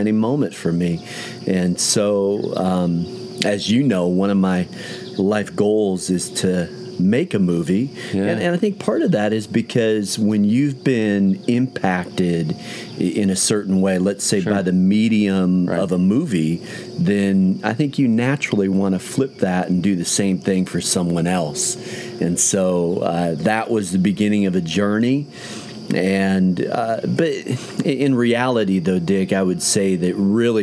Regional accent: Chicago, Illinois, United States; also born or lived in Minnesota / Wisconsin; in the sixth grade, moved down to the Chicago area. And so I really say I grew up in Chicago

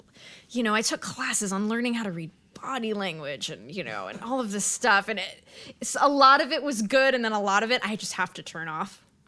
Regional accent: Redondo Beach, California, United States; I was born in Redondo Beach.

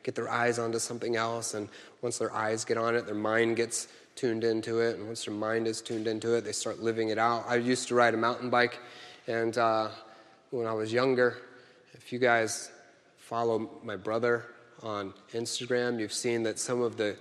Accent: Kansas City, United States; I'm from Kansas City

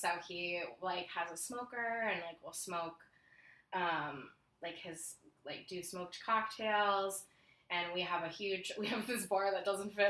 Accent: Orlando, Florida, United States; also born or lived in New York City / Lakeland; I grew up in Orlando, so I grew up out in the Windermere area, and I moved here when I was in first grade

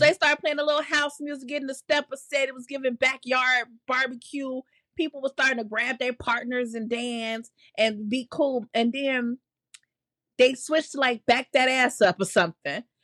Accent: Chicago, Illinois, United States; as a Chicagoan

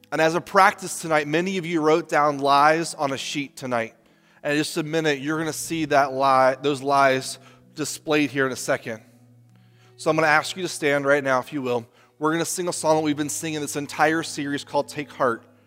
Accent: United States; as Americans, especially as American Christians

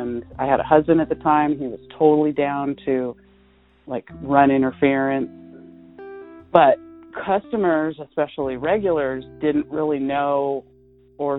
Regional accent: Southern California, United States; I was like totally from Southern California and I was still young.

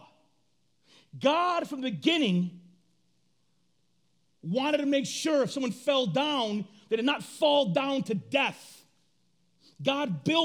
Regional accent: Flint, Michigan, United States; grew up on the east side of our city, my mama was alone

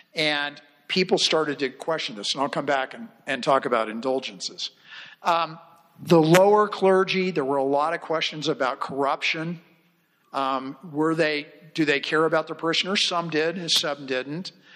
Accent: United States; I'm an American.

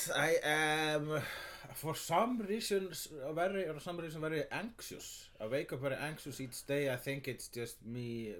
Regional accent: Iceland; And I am an Icelander.

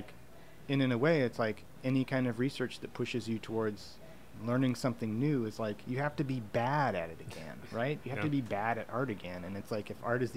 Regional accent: United States; moved away as an adult; now in Vancouver, Canada; I'm from the United States

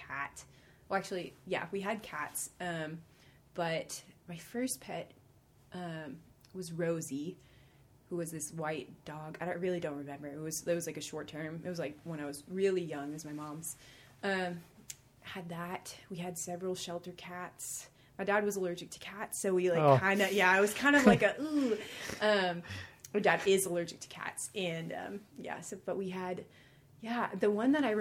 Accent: Cranbury, New Jersey, United States; also born or lived in Bronx, New York; I grew up in, we moved to Cranberry, New Jersey

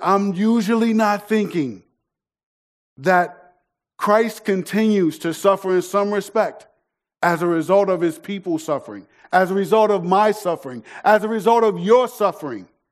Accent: United States; if we get a passport, our citizenship will say that we're from the United States of America

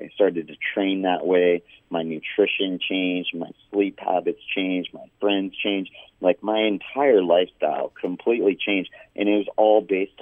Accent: Big Bear Lake, California, United States; the lake in Big Bear, where I was living at the time and where I grew up in Southern California

